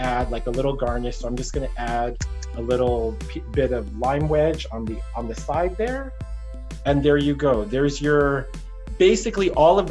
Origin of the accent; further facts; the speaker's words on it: Texas, United States; moved away as an adult; also born or lived in New York City / Australia / Alaska / Virgin Islands; I grew up in Texas